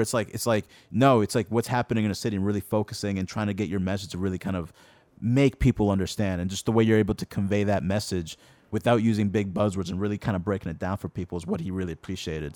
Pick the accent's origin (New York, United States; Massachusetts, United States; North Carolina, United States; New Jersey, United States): Massachusetts, United States; Lynn; when I was growing up in Lynn, I felt like, um, Lynn was more of an older type of kind of city